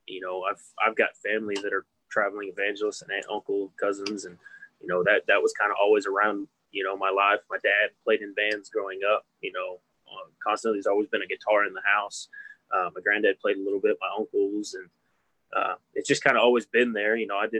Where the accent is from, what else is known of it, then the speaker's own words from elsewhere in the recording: Hobbs, New Mexico, United States; also born or lived in Lubbock, Texas; born and raised. Been here my whole